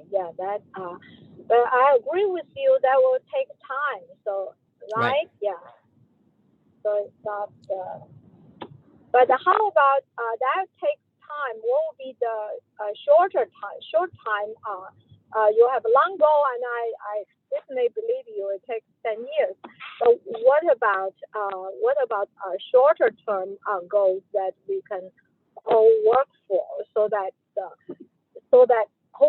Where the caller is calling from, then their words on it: Virginia, United States; Yeah, I'm calling from Northern Virginia Community College.